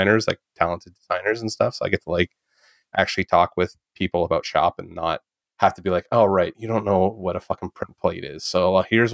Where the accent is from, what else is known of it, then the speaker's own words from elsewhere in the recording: Canada; now in Toronto, Canada; I'm French Canadian.